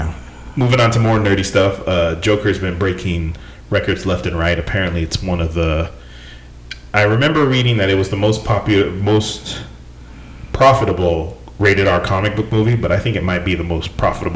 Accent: near Stockton, California, United States; born or raised there

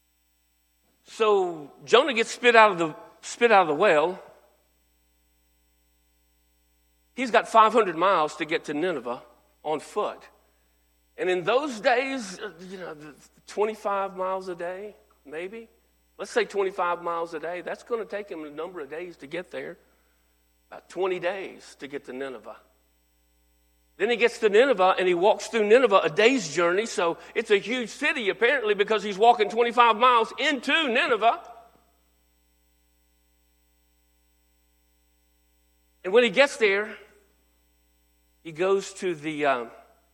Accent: North Texas, United States; I was raised in North Texas

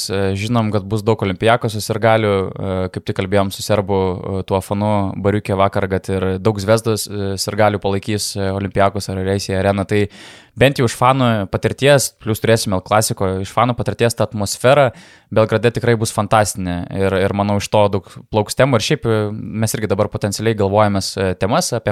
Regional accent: Lithuania; Tai sakom, nu iš, iš Lietuvos tipo.

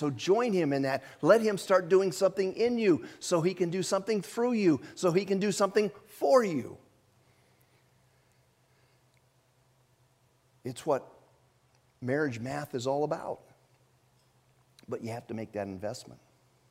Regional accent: Japan; moved away; I was born in Japan

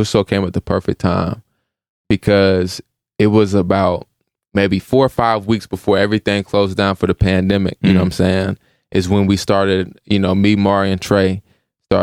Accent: Evansville, Indiana, United States; moved away as an adult; we grew up in Evansville together

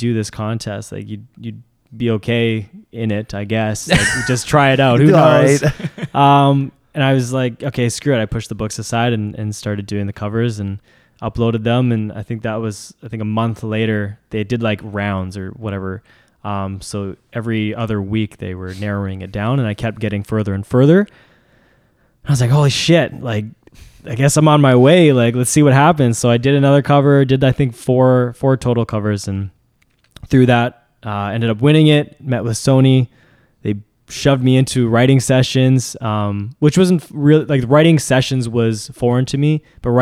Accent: Vancouver, British Columbia, Canada; Vancouver, born and raised in Vancouver

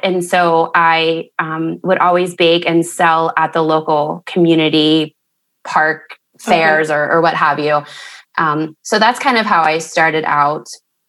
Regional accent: Mount Pleasant, Pennsylvania, United States; Yes, I was born in Mount Pleasant. I thought I would be living in Miami by now, but I'm still in Mount Pleasant.

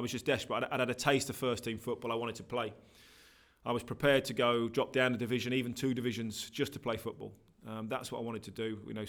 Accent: Norwich, East of England, United Kingdom; I was 11 years old. I was at Norwich at the time, living in Norwich. That's my hometown.

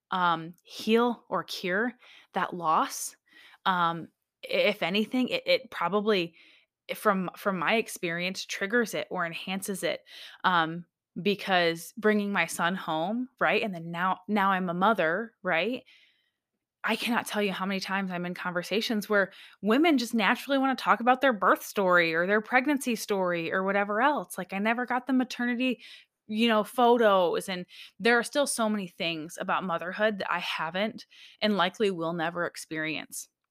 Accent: Michigan, United States; now in Alaska, United States; I was raised in Michigan, born and raised in Michigan, but I moved to Alaska way back in two thousand and four

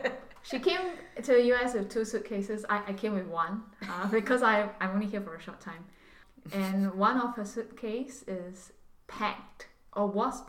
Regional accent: Singapore; moved away as an adult; now in Los Angeles, United States; I'm born and bred in Singapore.

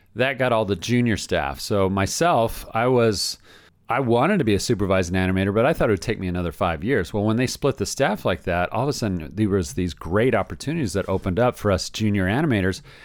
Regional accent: Southern California, United States; also born or lived in Orlando, Florida; I'm from here. I'm from Southern California.

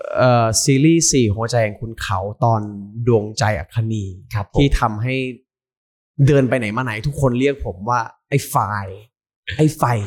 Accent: Khon Kaen, Isan, Thailand; moved away; เป็นลูกอีสาน

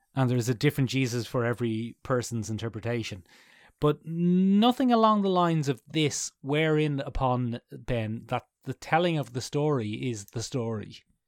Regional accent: Ireland; I know how long my family have been in Ireland.

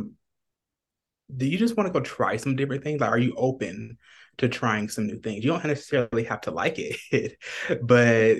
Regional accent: Atlanta, Georgia, United States; now in Phoenix, United States; I'm originally from Atlanta, Georgia, and I'm currently in Phoenix

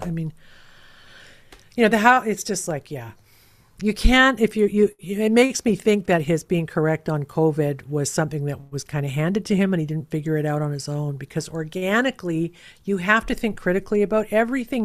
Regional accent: Canada; being Canadian

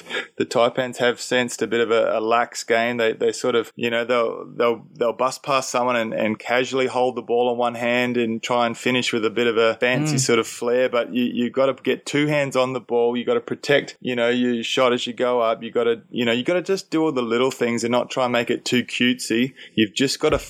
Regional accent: Perth, Western Australia, Australia; now in Cairns, Australia; growing up in Perth, we didn't have many Indigenous at my school

